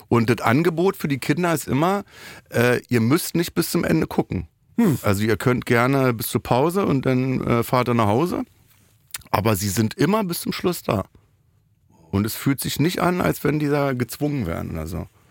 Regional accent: Berlin, Germany; bin ich aus dem Wedding damals

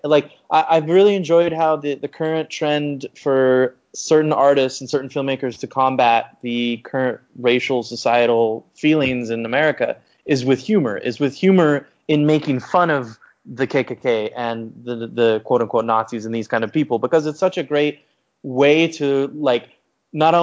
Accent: Colorado Springs, Colorado, United States; I grew up in Colorado Springs

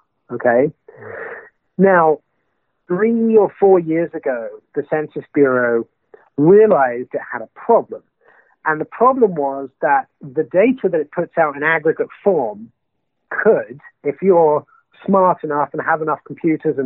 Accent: United Kingdom; being a Brit

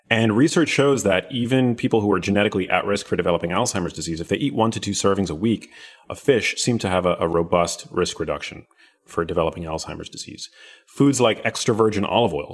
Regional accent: New York City, New York, United States; I grew up in New York City, which is where my mom lived at the time.

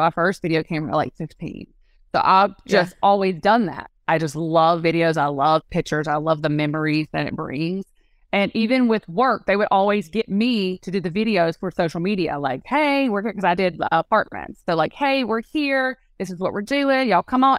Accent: North Carolina, United States; accent: country bumpkin; now in South Carolina, United States; I grew up in North Carolina and then I moved to South Carolina

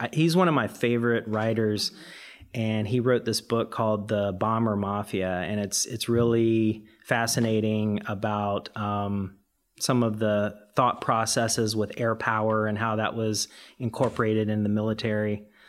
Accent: the Carolinas, United States; now in San Francisco, United States; I grew up in the Carolinas

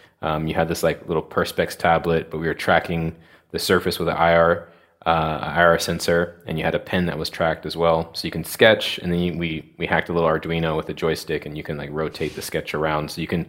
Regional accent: United States; moved away as an adult; now in London, United Kingdom; So we both were from the United States. I'm from the United States.

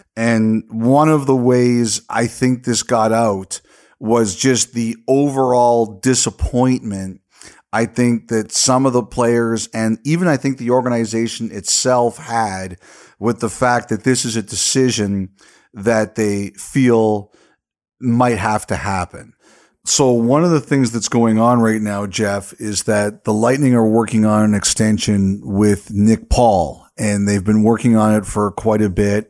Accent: Canada; Love being Canadian

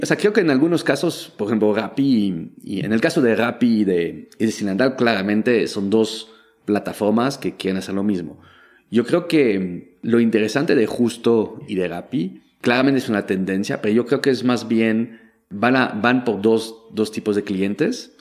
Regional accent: Belgium; Spanish is a second language; moved away as an adult; now in Mexico; yo nací en Bélgica, crecí en Bélgica, pero mi mamá nació en Perú, en Lima

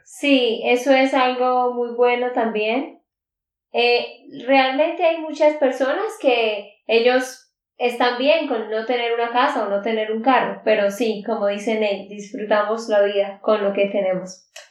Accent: Santander, Colombia; de Santander, Colombia.

